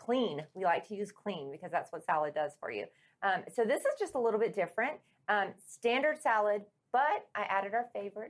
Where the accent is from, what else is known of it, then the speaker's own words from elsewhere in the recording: Louisiana, United States; I'm from Louisiana.